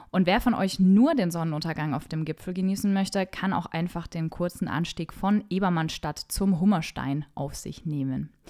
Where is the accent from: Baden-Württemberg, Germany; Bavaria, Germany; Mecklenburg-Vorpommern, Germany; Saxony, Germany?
Bavaria, Germany; ich komme nicht gebürtig aus dem Frankenland. Ich bin aber hier aufgewachsen und deshalb bezeichne ich Franken im Prinzip auch als meine Heimat. Aber mit dem echten Fränkisch kann ich euch jetzt nicht dienen.